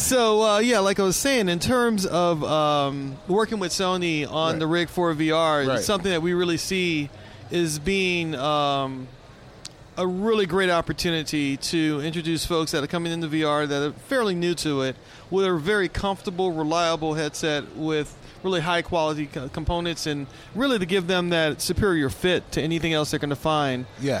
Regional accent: New Orleans, Louisiana, United States; moved away as an adult; also born or lived in Houston; now in Seattle, United States; growing up in New Orleans was a true blessing

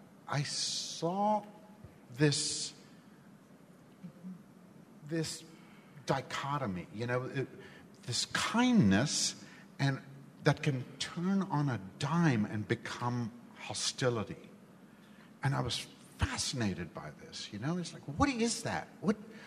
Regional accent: India; born or raised there; now in United States

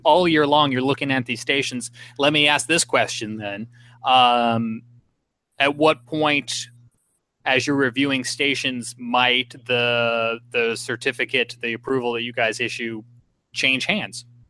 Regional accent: Smithtown, New York, United States; I'm from Smithtown.

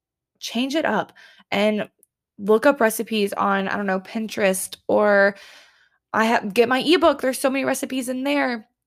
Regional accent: Columbia, South Carolina, United States; My hometown has trains. Columbia, South Carolina has trains.

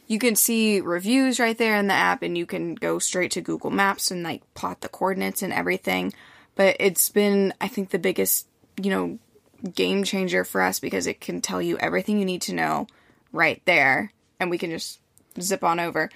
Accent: United States; I'm American.

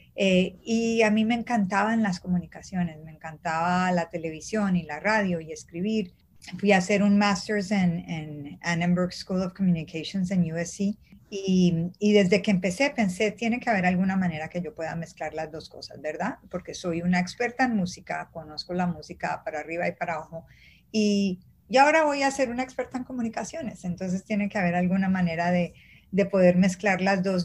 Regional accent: Colombia; now in United States; yo soy colombiana obviamente, entonces venía de la música de Colombia

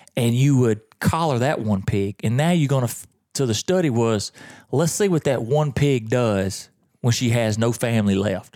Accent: the South, United States; I'm from the South

